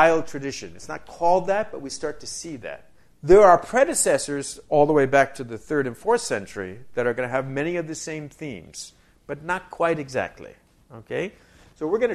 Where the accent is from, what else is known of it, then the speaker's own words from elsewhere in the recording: New York, United States; now in Wisconsin, United States; I'm originally from New York.